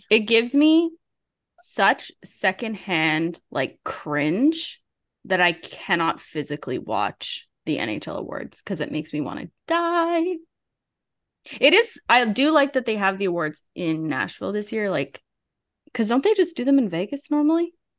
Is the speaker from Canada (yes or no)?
yes; Canada; I was from Canada